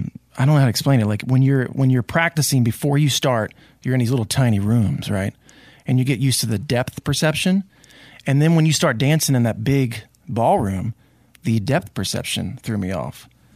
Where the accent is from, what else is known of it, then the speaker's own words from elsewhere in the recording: Delaware, United States; See, I grew up in Delaware. We have the University of Delaware Blue Hens.